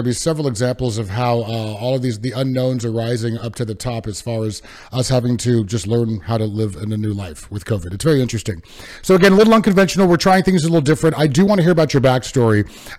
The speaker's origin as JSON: {"language": "English", "region": "California", "country": "United States", "tie": "born or raised there", "said": "I'm a California native"}